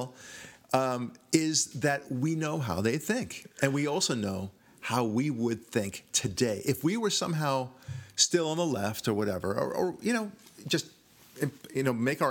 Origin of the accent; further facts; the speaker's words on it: Israel; moved away; I'm from Israel